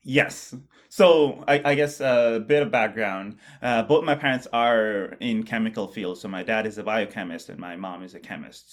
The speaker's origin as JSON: {"language": "English", "country": "Bangladesh", "tie": "born or raised there", "moved": "yes", "said": "I grew up in Bangladesh"}